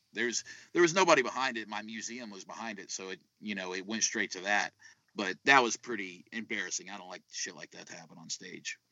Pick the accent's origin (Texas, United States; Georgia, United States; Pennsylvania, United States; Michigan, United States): Texas, United States; South; I'm from I'm from South Texas